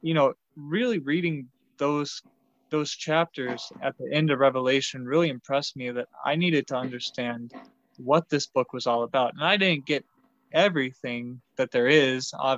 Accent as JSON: {"language": "English", "area": "Pico", "region": "Texas", "country": "United States", "tie": "born or raised there", "also_born_or_lived": "Arkansas", "moved": "as an adult", "said": "I was born and raised in Pico, Texas, which is a small town of about 1,300 people"}